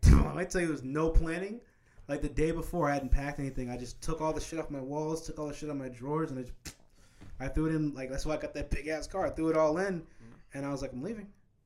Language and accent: English; Wichita, Kansas, United States; moved away as an adult; now in Atlanta, United States; Growing up in Kansas, right?